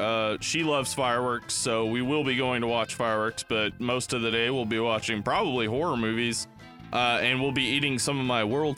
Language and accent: English; the South, United States; now in Los Angeles, United States; I'm from the South.